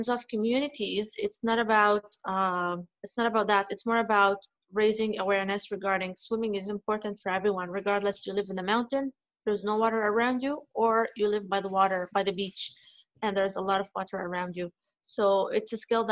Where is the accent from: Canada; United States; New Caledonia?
Canada; now in Dubai, United Arab Emirates; I grew up in Canada